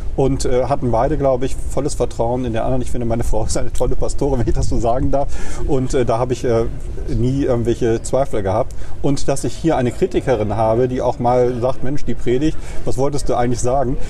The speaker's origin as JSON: {"language": "German", "region": "Bremen", "country": "Germany", "tie": "born or raised there", "also_born_or_lived": "Kiel / Marburg", "moved": "as an adult", "said": "ich komme aus der Neustadt, bin in Huckelriede ah, ja. zur Schule gegangen"}